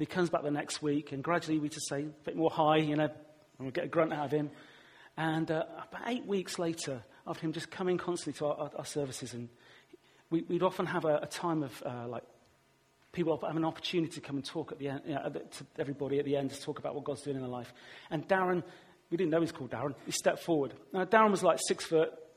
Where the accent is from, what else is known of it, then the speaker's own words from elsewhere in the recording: Weston-super-Mare, South West England, United Kingdom; my hometown, Western Supermare